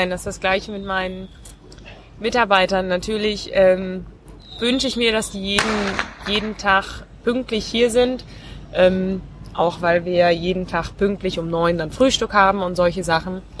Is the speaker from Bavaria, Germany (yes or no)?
no; North Rhine-Westphalia, Germany; born there; Ähm, gebürtig aus dem Münsterland.